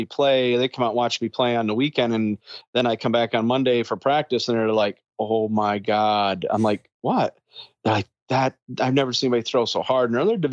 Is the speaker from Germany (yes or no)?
no; New York, United States; moved away as an adult; I went back to New York, my hometown, and living in my hometown